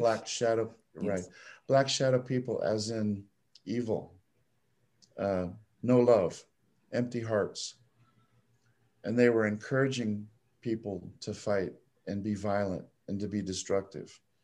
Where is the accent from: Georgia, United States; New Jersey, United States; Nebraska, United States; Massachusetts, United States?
Nebraska, United States; I was born and raised in Nebraska